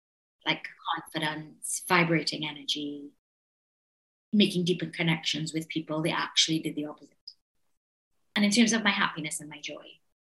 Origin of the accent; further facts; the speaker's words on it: Trinidad & Tobago; Well, I was born in the 70s. So I was a child of the 80s. And growing up in the island was unbelievab